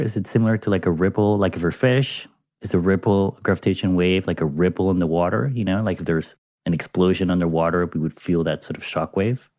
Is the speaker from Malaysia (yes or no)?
no; Panama; my home country of Panama